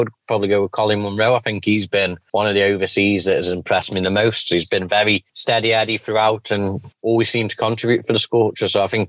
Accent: England, United Kingdom; I would like to say Vince, just being the Englishman

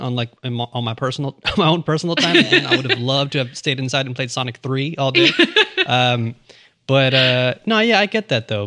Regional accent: New York City, New York, United States; also born or lived in Long Island; I grew up here in New York, mm-hmm. where mm-hmm. I mean, especially as a kid in Queens

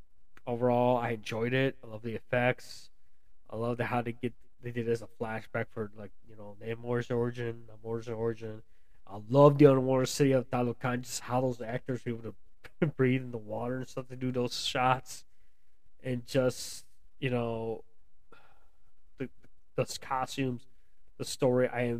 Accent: United States; I was born here in the U.S., so I am American.

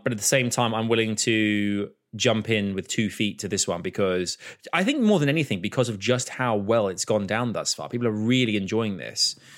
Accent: Croydon, London, United Kingdom; Born in Croydon

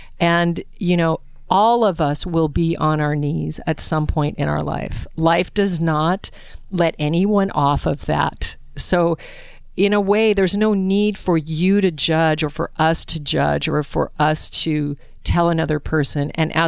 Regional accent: Alaska, United States; I was raised in Alaska on game meat, as most of you know who listen to the podcast.

